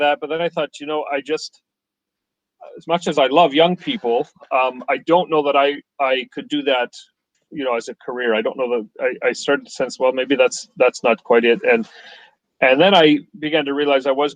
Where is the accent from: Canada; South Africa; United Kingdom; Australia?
Canada; I grew up in Canada